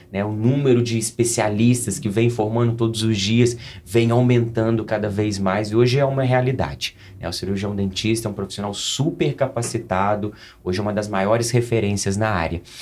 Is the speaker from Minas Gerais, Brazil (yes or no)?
yes; Coqueiral, Minas Gerais, Brazil; also born or lived in Lavras; sou mineiro, sou de Coqueiral, Minas Gerais